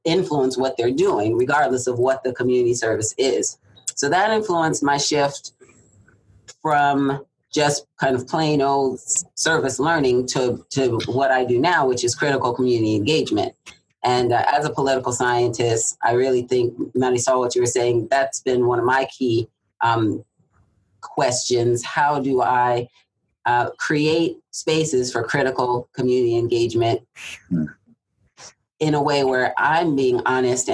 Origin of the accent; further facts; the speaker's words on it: Southern California, United States; moved away; also born or lived in Atlanta, Georgia / Irvine, California; I'm from Southern California